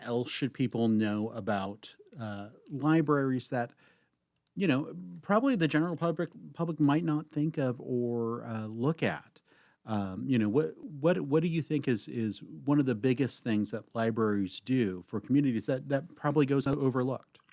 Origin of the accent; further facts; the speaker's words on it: Cave Junction, Oregon, United States; I grew up out in the Cave Junction area